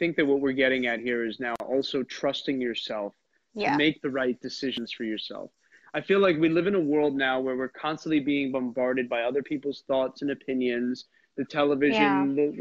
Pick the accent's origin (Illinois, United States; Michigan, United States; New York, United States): New York, United States; I'm a New Yorker